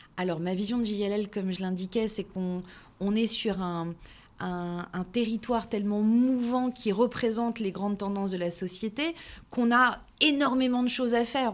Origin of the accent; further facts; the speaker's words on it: Paris region, Île-de-France, France; je suis née en région parisienne, euh, d'une maman corésienne et d'un papa portugais